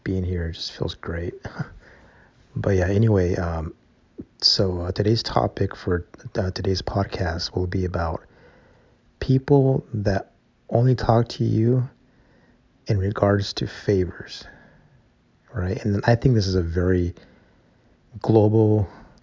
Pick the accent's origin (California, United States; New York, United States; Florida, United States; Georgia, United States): California, United States; Calexico; So they have an extended version of that campus here in my hometown. It's SDSU/Calexico campus.